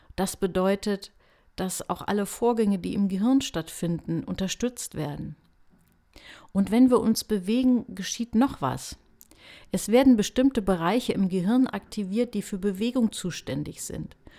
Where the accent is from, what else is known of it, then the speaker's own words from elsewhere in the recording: Hanover, Lower Saxony, Germany; Ich komme ja aus Hannover.